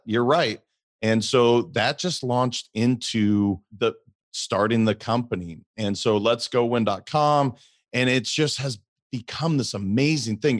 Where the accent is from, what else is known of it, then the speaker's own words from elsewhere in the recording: Great Falls, Montana, United States; So I'm originally from Montana. I grew up in Great Falls, Montana.